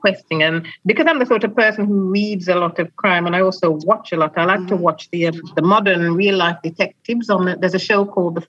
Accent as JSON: {"language": "English", "region": "Clarendon", "country": "Jamaica", "tie": "born or raised there", "also_born_or_lived": "West Midlands", "moved": "as an adult", "lives_now": "England", "said": "I was born in the West Midlands, and I first went to Jamaica with my parents just before my 12th birthday. We lived in Clarendon, and I spent my entire teens on the island and returned to England 10 years later."}